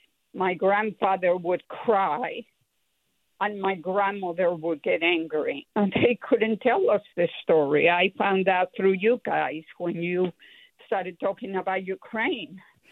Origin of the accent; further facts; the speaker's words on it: Mexico; now in Napa, United States; I think I will be third generation. I grew up in Mexico because my grandparents escaped Russia during the Bolshevik Revolution, as far as I know. And my grandfather was born in Kyiv. My grandmother was born in Odessa.